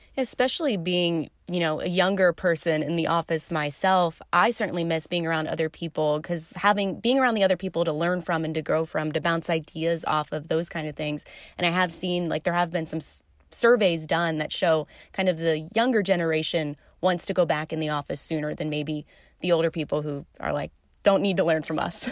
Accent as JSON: {"language": "English", "area": "suburbs of Philadelphia", "region": "Pennsylvania", "country": "United States", "tie": "born or raised there", "also_born_or_lived": "Illinois", "moved": "as an adult", "said": "the East Coast, about an hour outside of Philly, right along kind of the Jersey border, is where I grew up"}